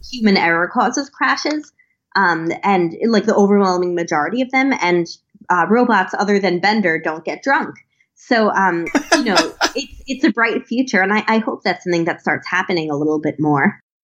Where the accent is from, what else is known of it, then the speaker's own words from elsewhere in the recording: Long Island, New York, United States; I grew up on Long Island